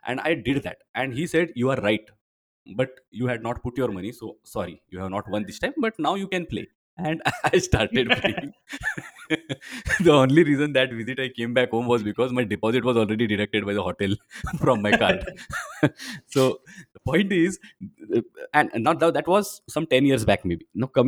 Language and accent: English; Belgium; In fact, sometimes jokingly, I say I have been going there more than I visit my hometown, Belgium, in the recent years.